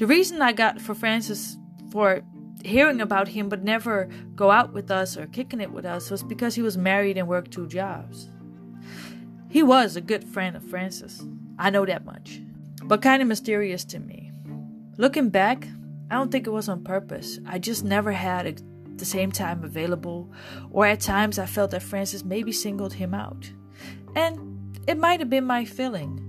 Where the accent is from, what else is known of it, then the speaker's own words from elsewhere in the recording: Netherlands; moved away as an adult; now in Jacksonville, United States; I'm from the Netherlands, Europe.